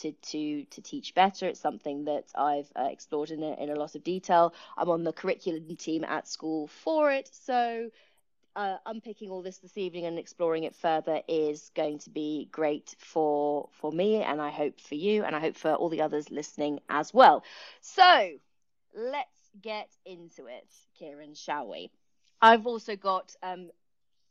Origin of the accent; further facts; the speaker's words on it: Kent, South East England, United Kingdom; moved away as an adult; I'm actually from Kent originally as well.